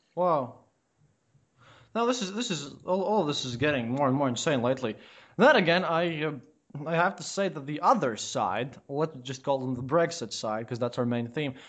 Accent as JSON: {"language": "English", "country": "Latvia", "said": "I, I come from Latvia"}